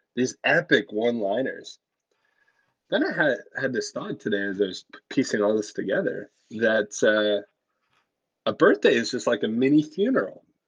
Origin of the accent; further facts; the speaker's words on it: Oshawa, Ontario, Canada; I was born in Oshawa, Ontario